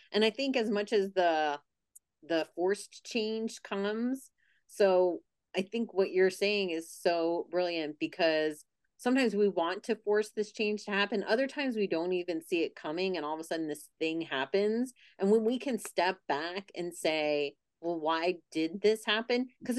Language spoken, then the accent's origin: English; Pennsylvania, United States; I'm originally from Pennsylvania and now I'm back the last 2 months.